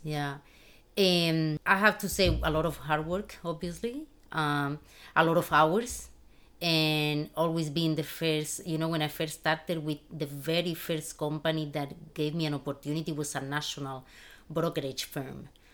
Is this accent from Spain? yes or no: yes; Spain; moved away as an adult; now in United States; I was born and raised in Spain in a very humble family